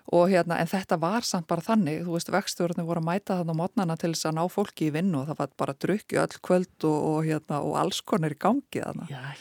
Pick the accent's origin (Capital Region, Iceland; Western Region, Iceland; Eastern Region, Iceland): Eastern Region, Iceland; Eskifjörður; ég fætt og uppalinn á Eskifyrði